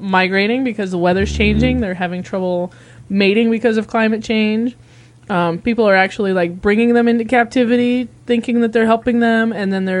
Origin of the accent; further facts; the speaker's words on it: United States; I'm American